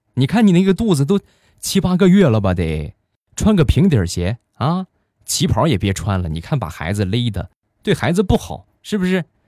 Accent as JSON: {"language": "Chinese", "town": "Rizhao", "region": "Shandong", "country": "China", "tie": "born or raised there", "said": "日照绿茶，这是目前我们店铺的镇店之宝，也是我们的主打产品，是我们家乡的特产"}